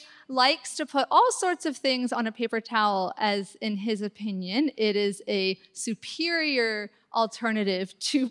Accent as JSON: {"language": "English", "town": "Mercer Island", "region": "Washington", "country": "United States", "said": "I'm from Mercer Island."}